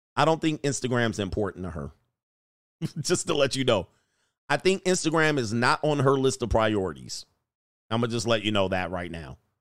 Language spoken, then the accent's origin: English; Canada; a Canadian citizen